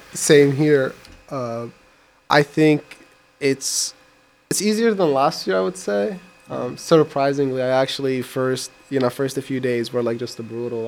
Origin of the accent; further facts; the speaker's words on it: Iraq; now in United States; I come from Iraq.